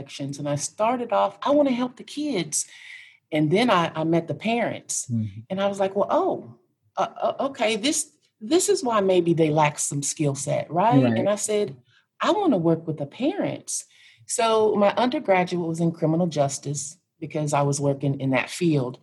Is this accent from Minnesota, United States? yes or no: no; Kansas, United States; I am from Kansas. And so I grew up in a little bitty town in Kansas